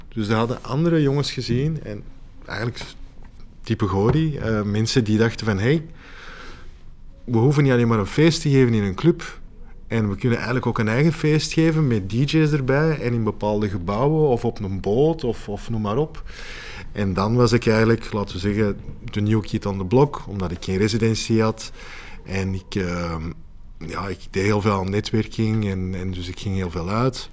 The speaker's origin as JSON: {"language": "Dutch", "town": "Antwerp", "region": "Flanders", "country": "Belgium"}